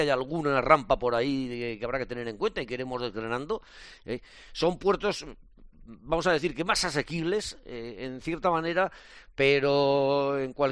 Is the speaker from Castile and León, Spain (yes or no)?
yes; Burgos, Castile and León, Spain; Yo soy de Burgos y estoy muy orgulloso de ello.